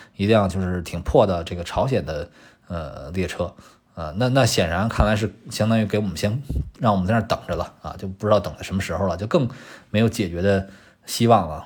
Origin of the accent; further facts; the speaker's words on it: China; 作为我们中国人